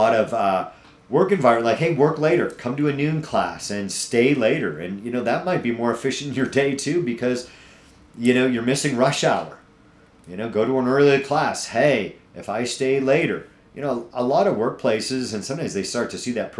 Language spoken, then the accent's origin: English; New England, United States; now in Castle Rock, United States; I'm from New England. If you don't catch it here and there in my accent that comes out here and there